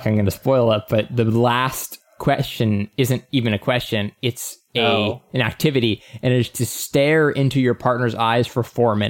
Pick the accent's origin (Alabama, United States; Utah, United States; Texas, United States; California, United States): Texas, United States; born there; I was born in Texas, but moved around a lot and quickly realized my best friend was also my brother.